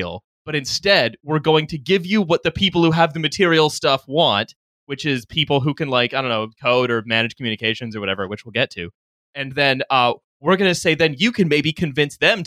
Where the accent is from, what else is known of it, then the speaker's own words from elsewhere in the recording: Canada; I'm actually from Canada